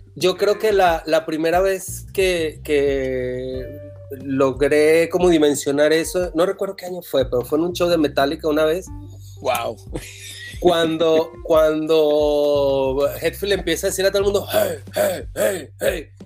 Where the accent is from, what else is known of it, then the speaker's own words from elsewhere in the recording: Venezuela; moved away as an adult; yo estudié eh, cuatro años de medicina en la Universidad de Carabobo, Venezuela